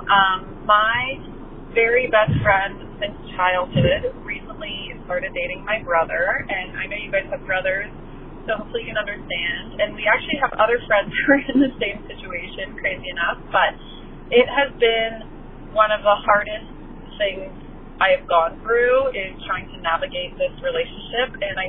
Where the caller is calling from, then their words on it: Canada; I'm calling from Canada today